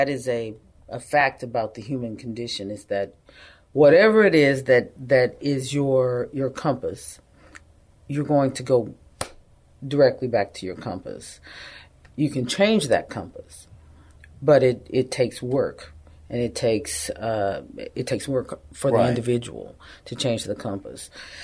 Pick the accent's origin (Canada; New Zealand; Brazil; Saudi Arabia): Saudi Arabia; Yanbu, Medina Province; I'm a Christian, but I grew up in Saudi Arabia. Part of my time was there, and lived in a little city called Yanbu, Saudi Arabia, between Mecca and Medina.